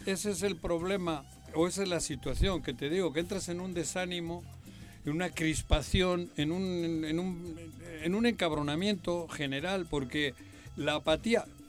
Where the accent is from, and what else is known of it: Morelos, Mexico